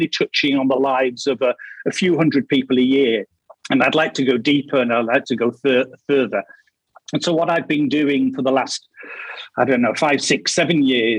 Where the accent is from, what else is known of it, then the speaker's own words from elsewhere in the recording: Casal dei Fichi, Marche, Italy; I'm from Casal dei Fichi in Le Marche, Italy.